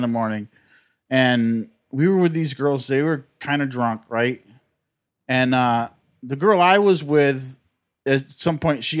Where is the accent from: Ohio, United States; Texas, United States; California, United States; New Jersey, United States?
California, United States; Inland Empire; moved away as an adult; also born or lived in New York; I grew up in the Inland Empire.